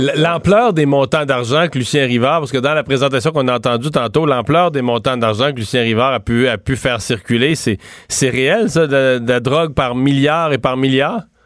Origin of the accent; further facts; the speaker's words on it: Rivière-du-Loup, Quebec, Canada; une ville moyenne comme Rivière-du-Loup, là d'où je viens